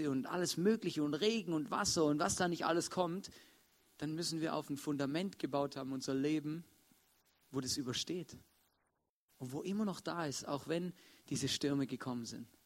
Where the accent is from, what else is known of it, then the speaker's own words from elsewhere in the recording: Swabia, Germany; Ähm, ich bin ein Schwabe, für die es nicht wissen. Und ähm, bei uns ist Hausbauen was relativ Normales.